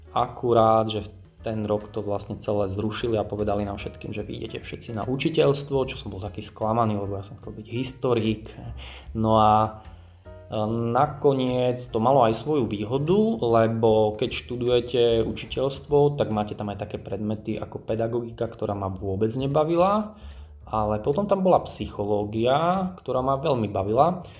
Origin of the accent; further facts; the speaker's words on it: Giraltovce, Prešov Region, Slovakia; moved away as an adult; also born or lived in Bratislava; now in Moldava nad Bodvou, Slovakia; ja som z Prešovského kraja, z Giraldoviec